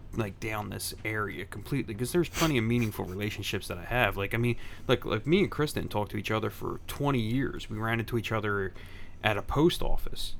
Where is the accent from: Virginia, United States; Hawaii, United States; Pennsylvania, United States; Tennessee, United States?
Pennsylvania, United States; Philadelphia; I grew up in Grace Ferry